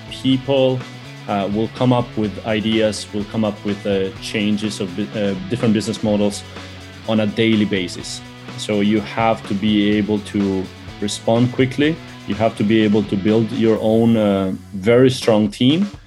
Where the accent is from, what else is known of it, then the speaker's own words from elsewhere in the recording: Italy; moved away as an adult; also born or lived in Albania; now in China; I was born in Albania. When I was 10, I moved to Italy. When I was 26, I moved to China for what was supposed to be a six month exchange.